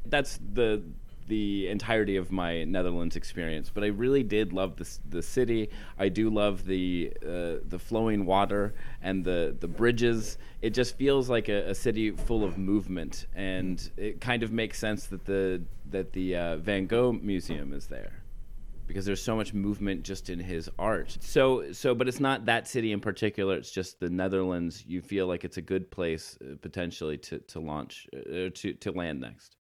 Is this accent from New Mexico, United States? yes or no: no; Western Pennsylvania, United States; I'm from Western Pennsylvania. Uh, my town was uh, established before